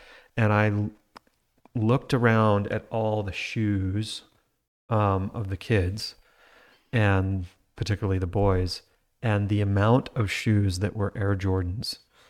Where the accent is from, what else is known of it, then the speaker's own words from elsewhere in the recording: Utah, United States; We live in Utah, I grew up in Utah.